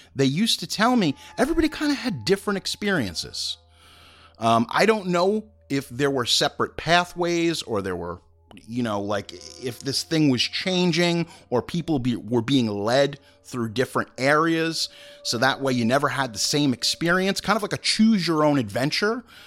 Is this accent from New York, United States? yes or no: yes; Long Island, New York, United States; I'm from Long Island as a native